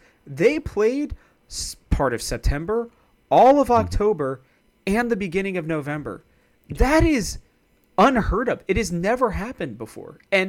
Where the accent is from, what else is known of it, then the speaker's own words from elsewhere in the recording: East Coast, United States; because I'm actually from the East Coast as well.